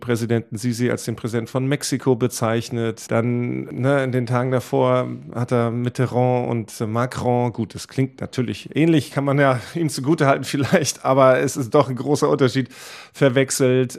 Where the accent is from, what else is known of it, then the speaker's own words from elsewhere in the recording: Germany; bei uns in Deutschland